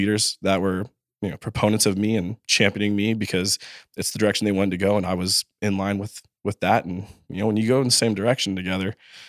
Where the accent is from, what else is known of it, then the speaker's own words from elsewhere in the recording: Los Angeles, California, United States; I was from Los Angeles, so out in the desert area called Rancho Cucamonga